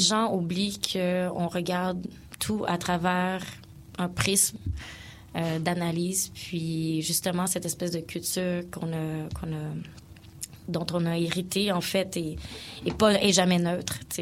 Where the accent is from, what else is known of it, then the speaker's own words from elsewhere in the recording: Quebec, Canada; also born or lived in South Africa; ici, bon, on est à Montréal, donc, je suis francophone, je suis québécoise